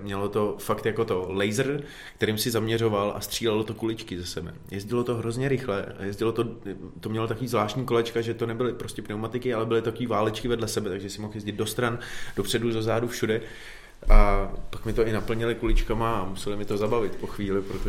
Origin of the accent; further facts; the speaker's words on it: Czechia; u nás v Čechách